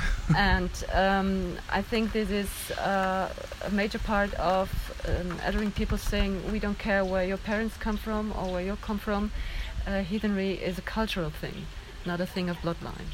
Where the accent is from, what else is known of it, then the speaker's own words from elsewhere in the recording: Germany; I'm from Germany